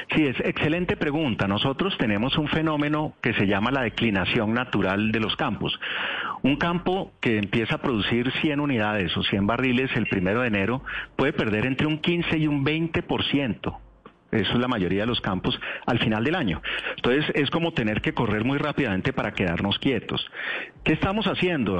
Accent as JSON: {"language": "Spanish", "country": "Colombia", "said": "como colombianos"}